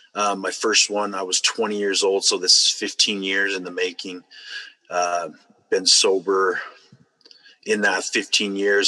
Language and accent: English; Utah, United States; I grew up here in Utah. Um, lived a couple other states throughout the way, but um, mostly here in Utah.